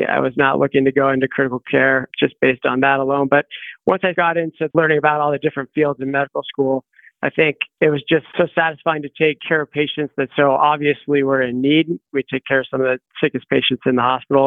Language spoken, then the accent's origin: English; Grand Junction, Colorado, United States; moved away as an adult; also born or lived in Boulder, Colorado / Boston, Massachusetts / Seattle, Washington / Denver, Colorado; So I grew up around the Four Corners area in Grand Junction, Colorado